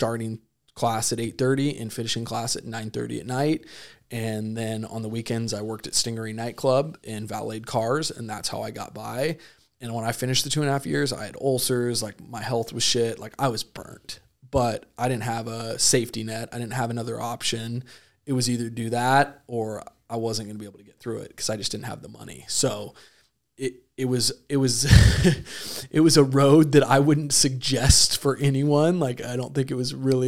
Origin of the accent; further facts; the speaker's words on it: Idaho, United States; moved away as an adult; also born or lived in Chico, California / San Diego, California; I was a kid from Idaho